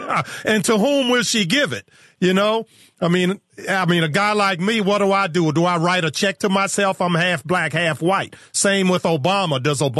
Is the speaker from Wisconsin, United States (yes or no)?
no; Richmond, Virginia, United States; My hometown of Richmond, Virginia, is the same.